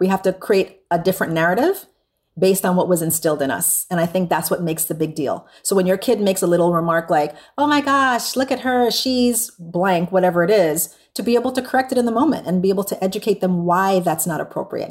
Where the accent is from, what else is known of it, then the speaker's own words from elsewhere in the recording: U.S. Virgin Islands; now in San Antonio, United States; I'm from the Caribbean, and I was born and raised there